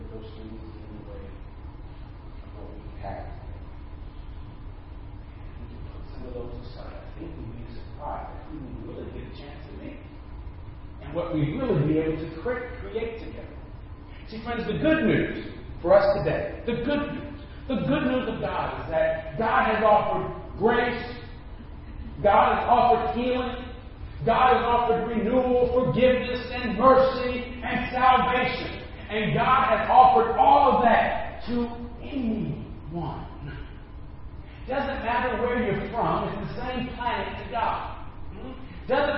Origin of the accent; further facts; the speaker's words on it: Dallas, Texas, United States; I'm from Dallas